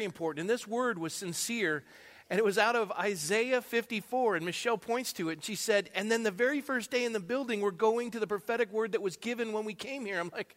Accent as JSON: {"language": "English", "town": "Coronado", "region": "California", "country": "United States", "tie": "born or raised there", "also_born_or_lived": "San Jose, California", "moved": "yes", "lives_now": "Thousand Oaks, United States", "said": "I was born and raised in Coronado."}